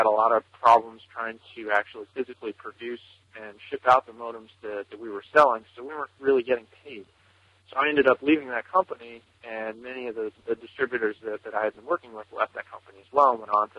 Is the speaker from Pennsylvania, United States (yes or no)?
yes; Newtown, Pennsylvania, United States; I'm from Newtown, Pennsylvania, in the United States.